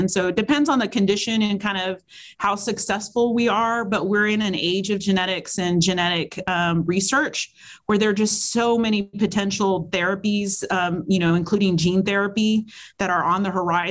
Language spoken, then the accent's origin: English; Texas, United States; now in South Carolina, United States; my home state of Texas